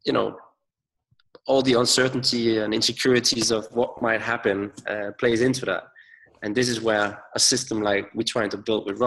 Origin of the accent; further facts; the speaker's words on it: Denmark; I'm from Denmark myself, right? That's like 5 million people.